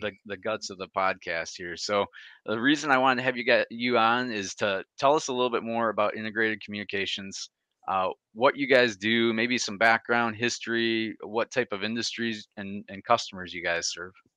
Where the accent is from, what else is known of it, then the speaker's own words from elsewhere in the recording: Michigan, United States; I'm from Michigan